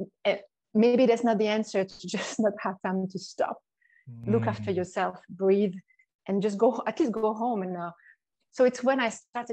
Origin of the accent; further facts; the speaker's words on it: Switzerland; accent: French; moved away; also born or lived in Sydney, Australia; I've got the Australian passport, as well as the Swiss, hence the French accent.